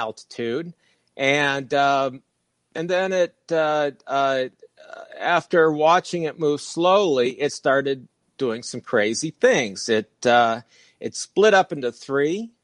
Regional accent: Fort Lauderdale, Florida, United States; moved away; also born or lived in Michigan; I grew up in Fort Lauderdale, and I was born in Michigan

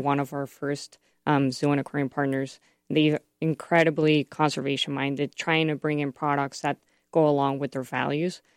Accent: Mexico; now in United States; I'm from Mexico

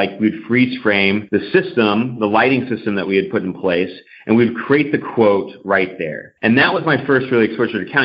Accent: The Woodlands, Texas, United States; I grew up in Houston, Texas, actually just north of Houston in the Woodlands, Texas.

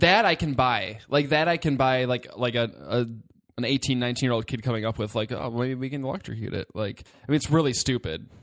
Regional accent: Detroit, Michigan, United States; growing up in the Metro Detroit area

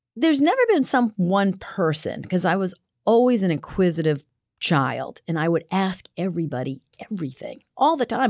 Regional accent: Cranston, Rhode Island, United States; From Rhode Island, from Cranston, Rhode Island, just outside of Providence

